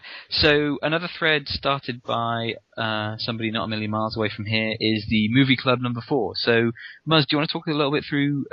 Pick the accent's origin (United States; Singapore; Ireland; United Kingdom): United Kingdom; being British myself